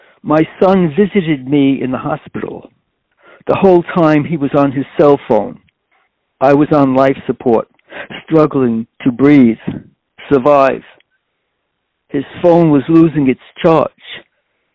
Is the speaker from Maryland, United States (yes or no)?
no; New York City, New York, United States; I was born in Corona, Queens, which is a very ethnically diverse community